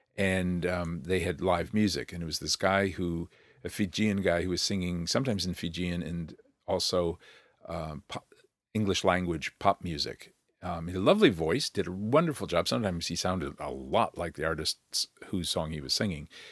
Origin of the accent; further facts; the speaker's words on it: United States; now in New Zealand; as an American.